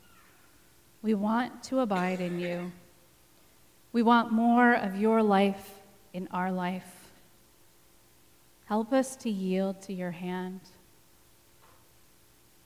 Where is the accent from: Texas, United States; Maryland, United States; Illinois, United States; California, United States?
Texas, United States; you're going to have to forgive my pronunciation because I am from Texas